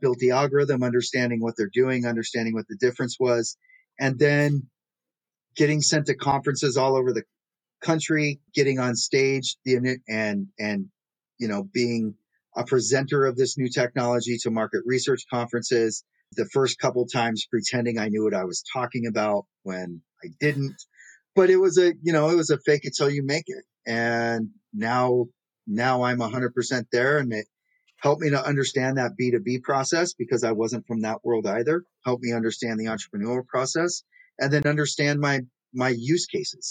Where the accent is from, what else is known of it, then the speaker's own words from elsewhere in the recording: Pacific Northwest, United States; now in New York City, United States; I'm originally from the Pacific Northwest